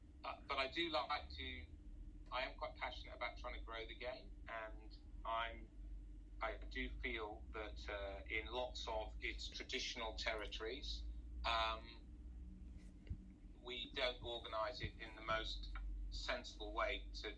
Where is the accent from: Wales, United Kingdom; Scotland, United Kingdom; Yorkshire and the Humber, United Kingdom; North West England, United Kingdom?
Wales, United Kingdom; South; also born or lived in England; I define as British, because I've got a Glaswegian mother, a Welsh father, and I was born, albeit not for very long, in England and brought up in Wales, and all my grandparents are Irish.